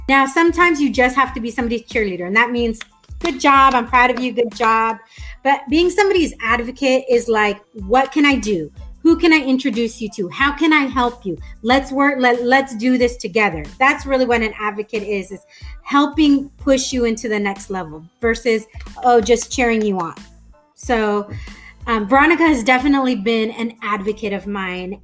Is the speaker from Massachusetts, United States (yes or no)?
no; Escondido, California, United States; also born or lived in Albuquerque, New Mexico; I grew up in Escondido